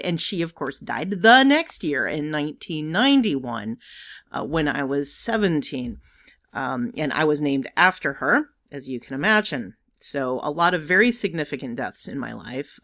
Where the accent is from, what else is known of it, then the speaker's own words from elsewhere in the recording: New York City, New York, United States; being a New Yorker